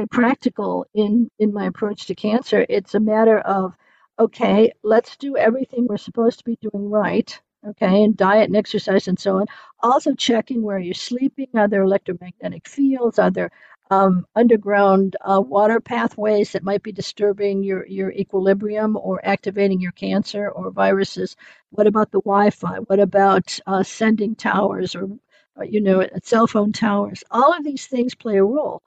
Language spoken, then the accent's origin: English; United States; moved away as an adult; now in Germany; being American and having to wait for a work permit